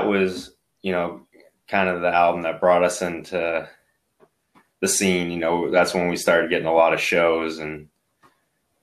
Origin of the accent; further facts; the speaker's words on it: Maine, United States; I was from Maine